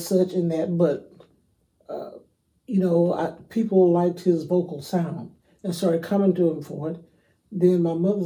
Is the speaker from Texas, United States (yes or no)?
yes; Houston, Texas, United States; now in Humble, United States; I'm from Houston, Texas